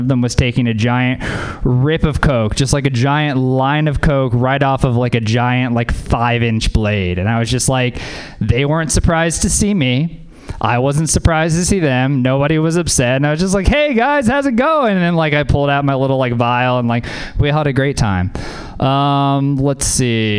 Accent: Louisiana, United States; moved away; I'm from Louisiana. Yeah, man. Growing up in Louisiana

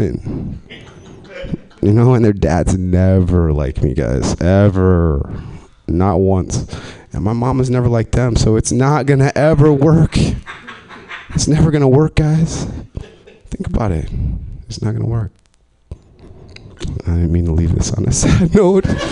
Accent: Omaha, Nebraska, United States

